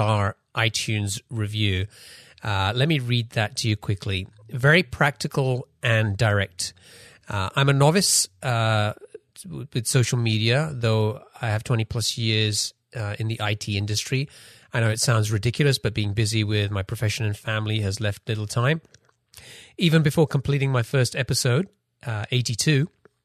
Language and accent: English; London, United Kingdom; now in Seattle area, United States; we're both from London. I'm in the Seattle area